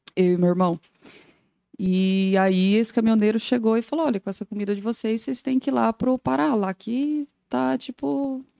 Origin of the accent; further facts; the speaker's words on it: Goiânia, Goiás, Brazil; moved away as an adult; now in Joinville, Brazil; Sou natural de Goiânia, Goiás